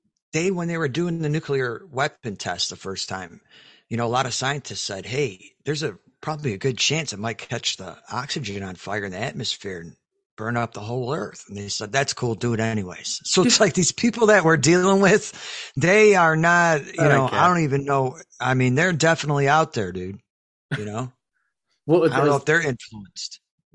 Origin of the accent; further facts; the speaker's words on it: Chicago, Illinois, United States; now in Texas, United States; Now I'm in Texas, so I'm lucky, but I came from Chicago, which is totally different.